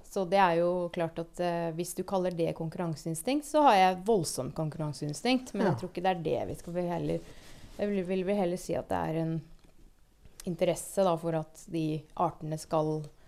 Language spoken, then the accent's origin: Norwegian; Moss, Østfold, Norway; jeg vokste opp på Jeløya